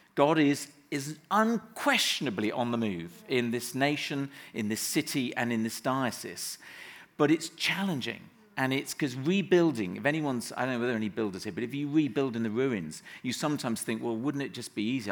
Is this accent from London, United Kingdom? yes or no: no; Somerset, South West England, United Kingdom; moved away as an adult; grew up in the West Country so till I was 18 living in Somerset